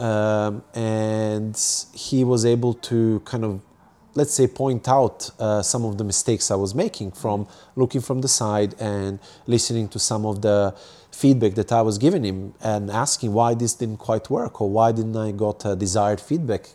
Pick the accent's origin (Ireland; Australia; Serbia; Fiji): Serbia; English is a second language; moved away as an adult; also born or lived in United Kingdom / Italy / Hong Kong; now in Japan; I grew up in Serbia, Eastern Europe, and from there I moved to U K and studied and worked there